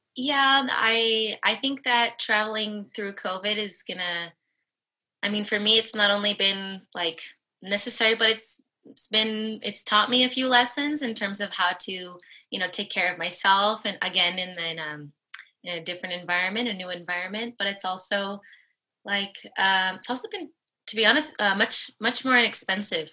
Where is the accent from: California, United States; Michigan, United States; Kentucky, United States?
California, United States; Los Angeles; moved away as an adult; now in Spain; I'm from Los Angeles. My family lives in Los Angeles